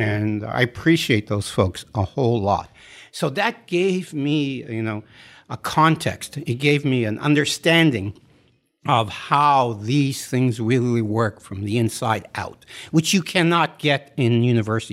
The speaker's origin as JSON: {"language": "English", "region": "Western Massachusetts", "country": "United States", "also_born_or_lived": "Montreal, Canada", "moved": "yes", "said": "I'm from Western Mass and from Montreal"}